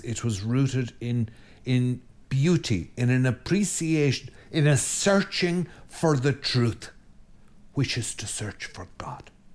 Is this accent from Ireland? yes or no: yes; Ireland; I'm Irish